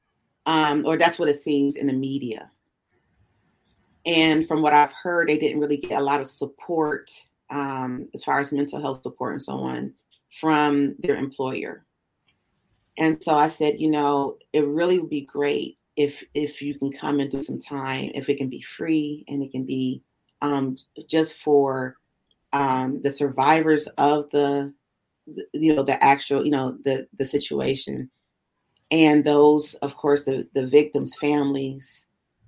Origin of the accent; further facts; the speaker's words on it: Buffalo, New York, United States; also born or lived in Kansas City; I grew up mainly in Buffalo. I grew up, you know, my first 6 years, I was in and out with Kansas City and Buffalo. But for the majority of my life that's conscious, that I remember, it's been Buffalo